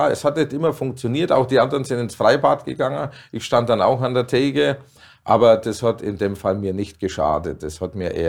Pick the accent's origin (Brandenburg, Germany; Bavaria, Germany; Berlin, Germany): Bavaria, Germany; Dinkelsbühl; Meine Mutter hatte in Dinkelsbühl, wo ich geboren bin, 40 Jahre lang einen Gasthof. Und da bin ich natürlich drin aufgewachsen